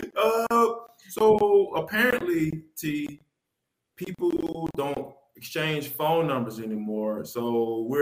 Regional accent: Atlanta, Georgia, United States; I am born and raised in Atlanta

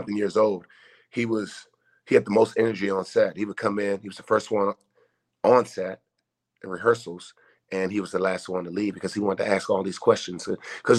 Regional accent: Washington, District of Columbia, United States; growing up as a kid, I grew up in Washington, D.C., Northwest Washington, D.C.

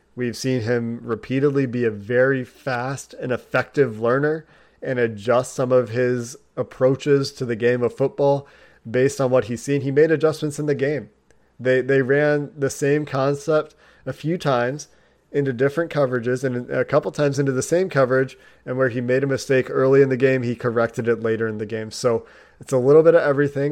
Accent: Cincinnati, Ohio, United States; also born or lived in Chicago, Illinois; I was born outside of Chicago, was raised a Bulls fan in the Michael Jordan era, because my parents were living in Chicago, obviously, before we moved to Cincinnati when I was two weeks old

